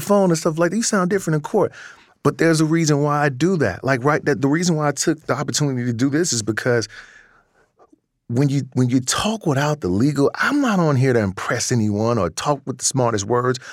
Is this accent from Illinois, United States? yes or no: yes; Chicago, Illinois, United States; also born or lived in Wisconsin; I was in Wisconsin, born and raised in Chicago